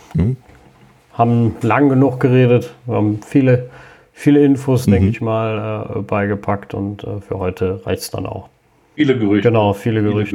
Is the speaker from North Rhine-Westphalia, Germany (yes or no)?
yes; Cologne, North Rhine-Westphalia, Germany; bei uns in Köln